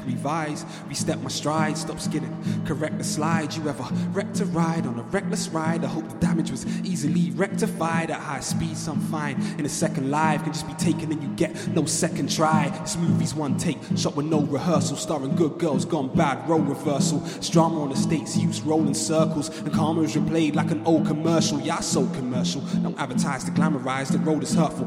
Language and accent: English; Walthamstow, London, United Kingdom; I grew up in Walthamstow, down the road.